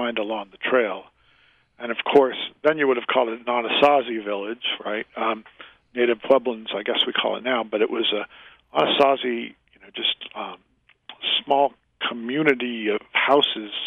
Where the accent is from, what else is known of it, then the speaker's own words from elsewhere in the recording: Worcester, Massachusetts, United States; I grew up in Massachusetts.